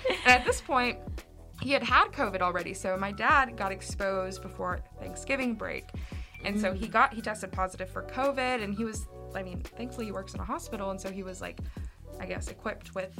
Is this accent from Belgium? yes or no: no; Central Arkansas, United States; I'm from Central Arkansas